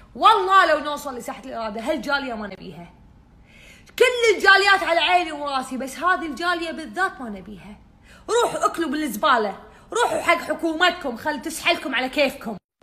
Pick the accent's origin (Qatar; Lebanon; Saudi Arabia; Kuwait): Kuwait; احنا شعب كويتي طيب